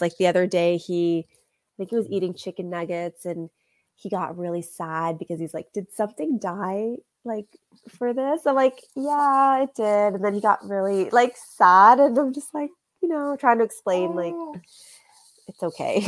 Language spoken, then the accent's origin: English; Canada; I also grew up in like a Canadian culture